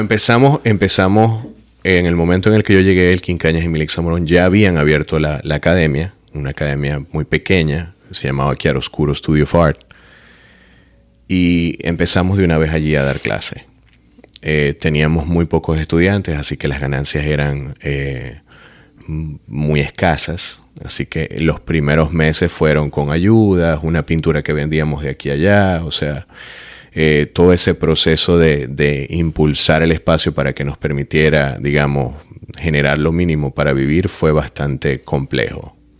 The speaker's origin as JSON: {"language": "Spanish", "country": "Venezuela", "also_born_or_lived": "Florence, Italy", "moved": "as an adult", "lives_now": "Miami, United States", "said": "soy artista figurativo venezolano"}